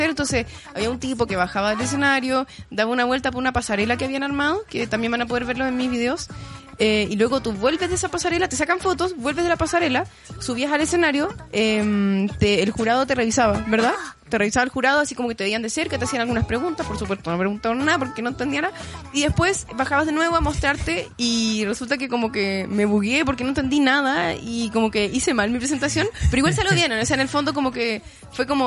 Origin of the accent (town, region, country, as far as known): Chile